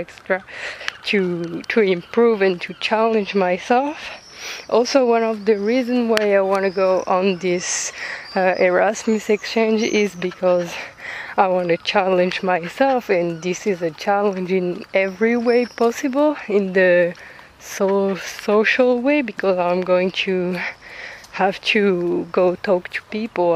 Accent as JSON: {"language": "English", "country": "France", "accent": "French", "second_language": "English", "said": "I'm French, but you probably figured out with my accent"}